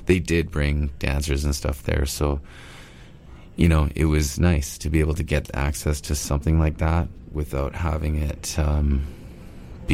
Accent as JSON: {"language": "English", "area": "Stó:lō Nation", "region": "British Columbia", "country": "Canada", "tie": "born or raised there", "said": "I'm from Stalo Nation. So river people, Stalo means river. So Stalo river people, and raised on salmon."}